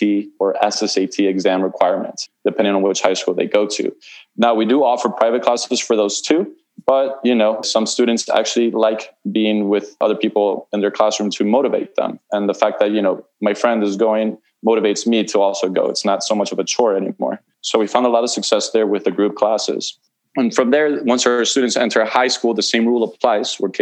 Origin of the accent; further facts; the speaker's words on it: Key Biscayne, Florida, United States; I grew up on Key Biscayne